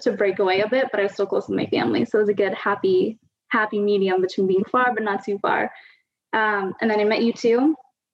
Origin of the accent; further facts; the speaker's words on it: Guelph, Ontario, Canada; now in Toronto, Canada; I grew up countryside outside of Guelph, so never in the city.